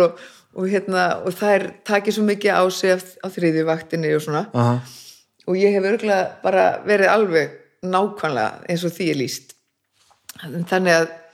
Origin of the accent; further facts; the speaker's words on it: Reykjavík, Capital Region, Iceland; Ég bara fæðist hérna í Reykjavík